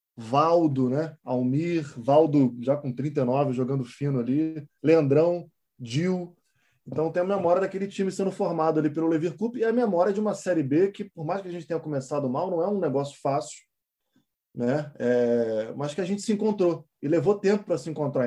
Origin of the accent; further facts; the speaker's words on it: Niterói, Rio de Janeiro, Brazil; eu sou de Niterói. Então, eu, pô, moleque, eu fazia escolinha de futebol do Túlio Maravilha.